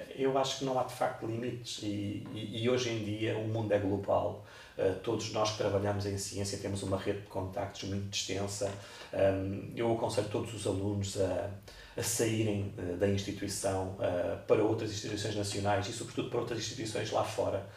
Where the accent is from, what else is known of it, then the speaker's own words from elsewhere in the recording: Cascais, Lisbon, Portugal; eu sou de Cascais, sempre cresci ao pé da, da, da praia